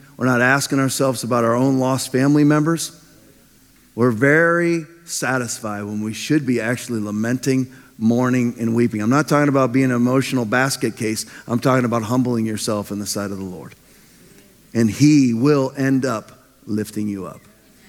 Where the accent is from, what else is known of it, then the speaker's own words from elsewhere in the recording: Norfolk, Virginia, United States; now in Florida, United States; I remember when I grew up in Norfolk, Virginia, in Navy. My dad was a naval officer, so it was basically urban naval sprawl, just giant neighborhoods full of Navy personnel.